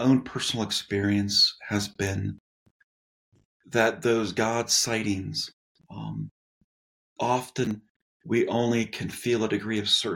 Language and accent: English; Southern California, United States; moved away as an adult; also born or lived in San Diego; now in Denver, United States; was born and raised in Southern California